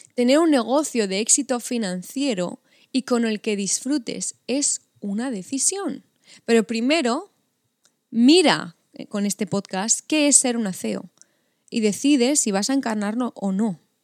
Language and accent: Spanish; Spain; La mayoría somos españolas